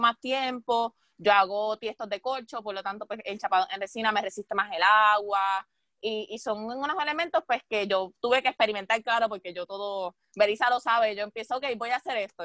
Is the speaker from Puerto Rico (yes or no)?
yes; Puerto Rico; nosotros como puertorriqueños